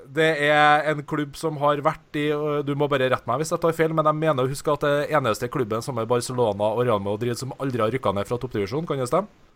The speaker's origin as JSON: {"language": "Norwegian", "town": "Trondheim", "region": "Trøndelag", "country": "Norway", "said": "jeg er jo fra Trondheim"}